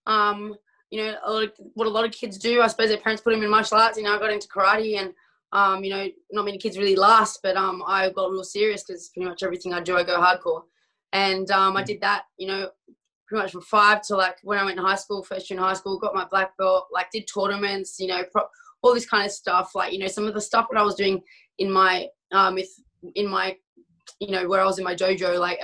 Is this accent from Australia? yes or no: yes; Australia; where I grew up in Australia